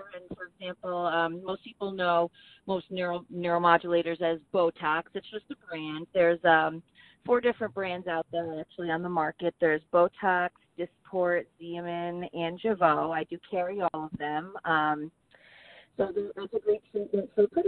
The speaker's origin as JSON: {"language": "English", "town": "Stephentown", "region": "New York", "country": "United States", "tie": "born or raised there", "also_born_or_lived": "Pittsfield, Massachusetts / East Greenbush, New York", "lives_now": "Saratoga County, United States", "said": "from a little place called Steventown, New York. Lived there till I was about 12 years old, and then moved over to East Greenbush"}